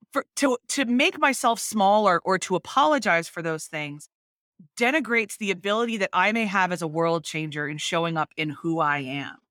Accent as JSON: {"language": "English", "region": "Northeast", "country": "United States", "tie": "born or raised there", "said": "I am very American. I was raised in the Northeast"}